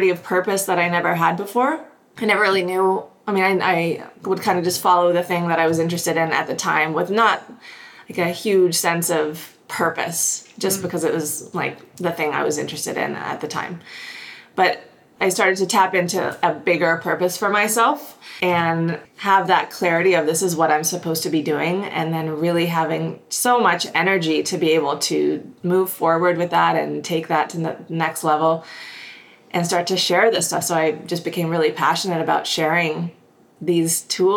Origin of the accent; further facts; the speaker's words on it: Houston, Texas, United States; moved away as an adult; also born or lived in upstate New York / New York City; now in Kelowna, Canada; I grew up in Houston, Texas.